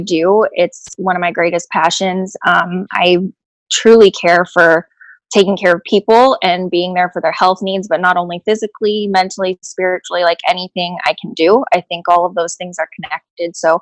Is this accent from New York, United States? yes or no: no; Tampa, Florida, United States; I'm from Tampa, Florida.